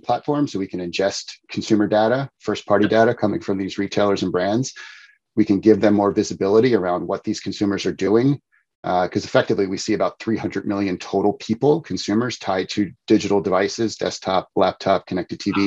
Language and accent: English; outside Philadelphia, Pennsylvania, United States; moved away; also born or lived in New Jersey; I grew up outside Philadelphia.